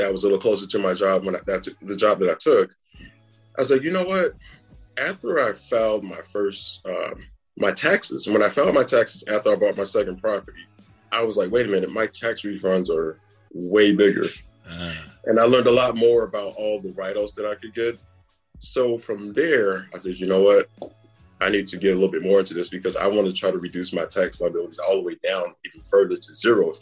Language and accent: English; Pomaria, South Carolina, United States; now in Atlanta, United States; I'm from an itty-bitty town called Pomeria, South Carolina, population of maybe 200-300 people